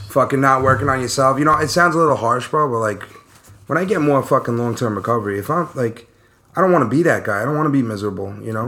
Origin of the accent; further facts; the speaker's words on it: New York City, New York, United States; also born or lived in Long Island; I was born in Brooklyn, moved out to Long Island around 10 years old.